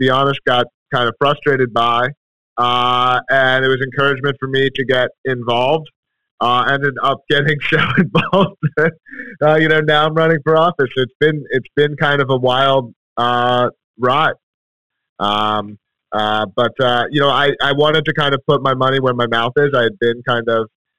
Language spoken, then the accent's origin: English; Philadelphia, Pennsylvania, United States; moved away as an adult; now in Manchester, United States; grew up in Philadelphia originally